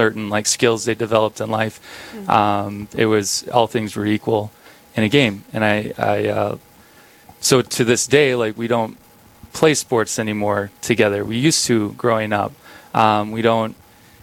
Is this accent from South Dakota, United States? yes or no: yes; Big Stone City, South Dakota, United States; I grew up in Big Stone City, South Dakota, a little town northeast part of South Dakota, a town of 600